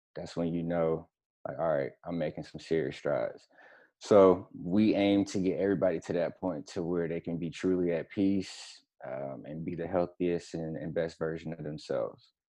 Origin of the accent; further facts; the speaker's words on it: Florida, United States; moved away as an adult; also born or lived in Atlanta / Seattle / Tampa / Gainesville; I am from Florida, first and foremost, um, born and raised